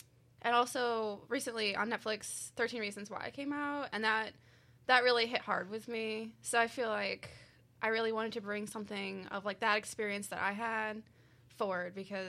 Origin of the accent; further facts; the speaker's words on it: Oakville, Missouri, United States; also born or lived in Mascoutah / Scott; I'm from this general area. I'm from Oakville, but I've lived in Muscoota and Scott, so I've always been in this general area.